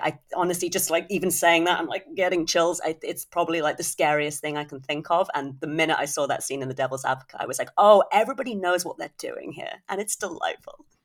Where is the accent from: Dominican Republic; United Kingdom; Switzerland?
United Kingdom; as a Brit